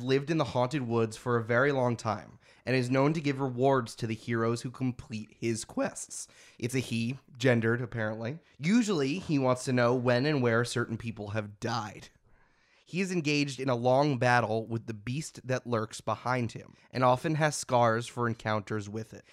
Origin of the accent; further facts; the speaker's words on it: United States; I'm just an American